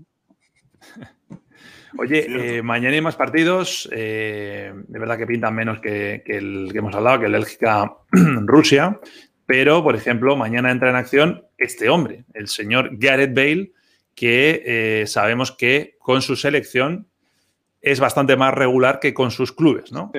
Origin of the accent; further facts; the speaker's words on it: Spain; los que somos de España